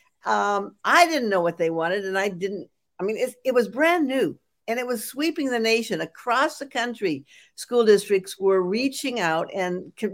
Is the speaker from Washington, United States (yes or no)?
yes; Walla Walla, Washington, United States; also born or lived in Seattle; growing up in Walla Walla, Washington